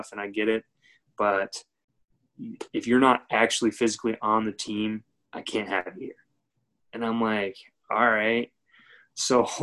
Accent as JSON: {"language": "English", "region": "Michigan", "country": "United States", "tie": "born or raised there", "moved": "as an adult", "lives_now": "Florida, United States", "said": "the school in my hometown, Division I school, Central Michigan University"}